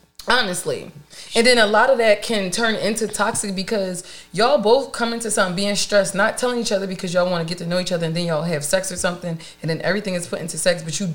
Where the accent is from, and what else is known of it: Philadelphia, Pennsylvania, United States